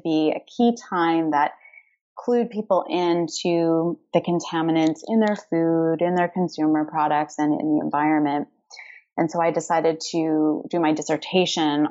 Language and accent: English; Canada; I'm Canadian.